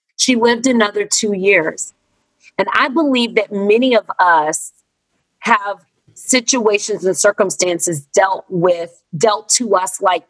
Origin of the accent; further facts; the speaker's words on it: the South, United States; born there; I was born Black and in America and in the South in the 70s